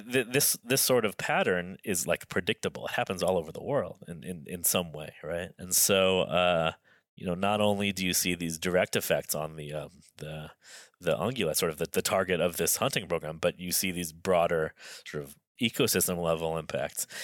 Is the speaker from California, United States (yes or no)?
yes; Los Angeles, California, United States; I, I grew up in Los Angeles as, as sort of as, as urban, a lifestyle as you can have.